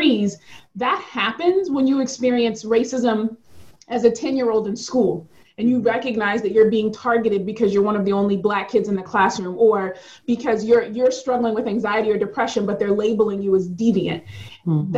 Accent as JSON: {"language": "English", "town": "Philadelphia", "region": "Pennsylvania", "country": "United States", "said": "I'm from Philadelphia"}